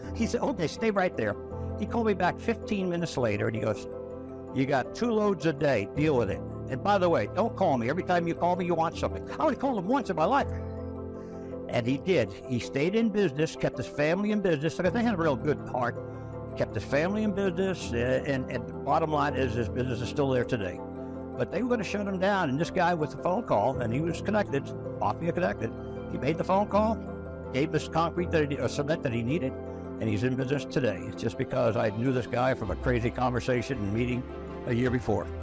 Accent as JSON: {"language": "English", "region": "New York", "country": "United States", "tie": "born or raised there", "moved": "yes", "said": "I grew up in New York"}